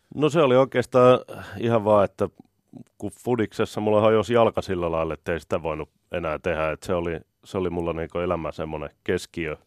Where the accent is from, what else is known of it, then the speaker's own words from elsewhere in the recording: Helsinki, Uusimaa, Finland; Mä oon Kartin kaupungissa Ullan linnassa, ihan tuolla Etelä-Helsingissä